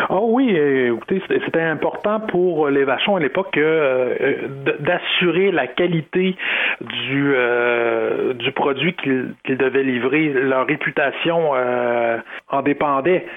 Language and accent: French; Sainte-Marie, Quebec, Canada; j'ai grandi à Sainte-Marie